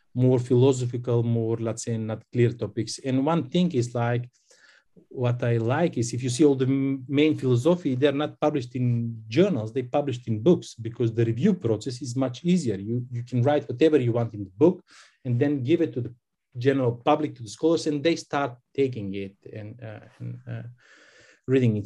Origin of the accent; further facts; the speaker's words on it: North Macedonia; I'm from Macedonia